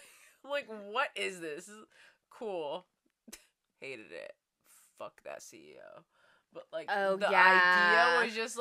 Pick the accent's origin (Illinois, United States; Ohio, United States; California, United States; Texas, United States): California, United States; San Francisco; We're from the Bay, from SF. We live in San Francisco